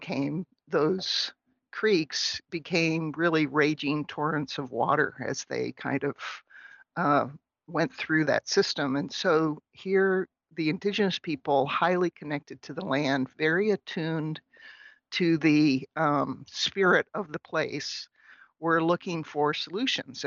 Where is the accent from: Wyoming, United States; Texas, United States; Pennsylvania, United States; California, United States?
Pennsylvania, United States; outside of Pittsburgh; now in St. Cloud, United States; I grew up in outside of Pittsburgh, but I live in St. Cloud, Minnesota